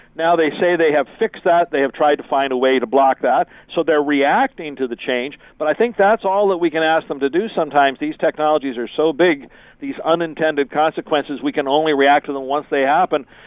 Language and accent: English; Canada; being typically Canadian